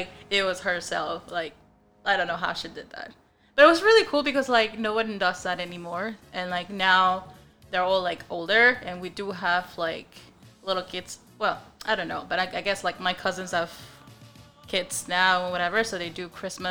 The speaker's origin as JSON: {"language": "English", "country": "Ecuador", "tie": "born or raised there", "also_born_or_lived": "New York", "moved": "yes", "lives_now": "Texas, United States", "said": "I grew up in Ecuador"}